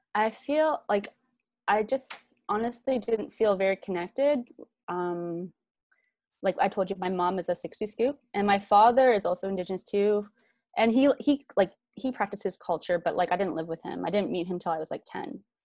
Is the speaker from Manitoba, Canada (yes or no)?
no; Vancouver, British Columbia, Canada; I grew up in Van City in East